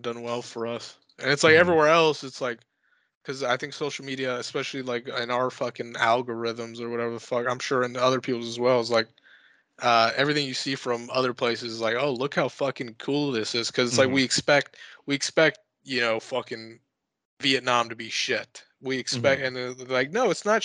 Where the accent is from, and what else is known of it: United States